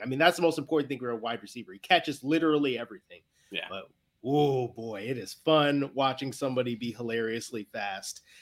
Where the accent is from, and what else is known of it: Chicago, Illinois, United States; now in New England, United States